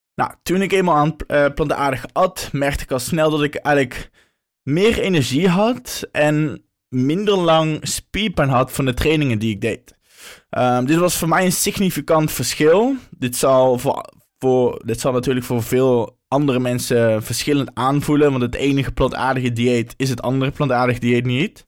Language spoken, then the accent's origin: Dutch; North Brabant, Netherlands; moved away as an adult; now in Amsterdam, Netherlands; Oorspronkelijk kom ik uit Brabant, maar nu woon ik al een aantal jaar in Amsterdam